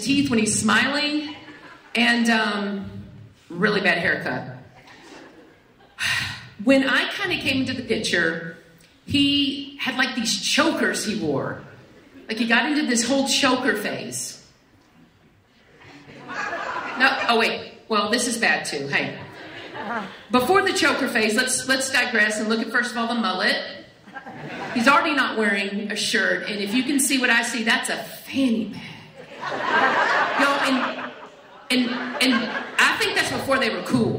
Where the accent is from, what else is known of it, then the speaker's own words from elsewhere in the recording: Wichita Falls, Texas, United States; also born or lived in Arlington, Texas; I grew up in Wichita Falls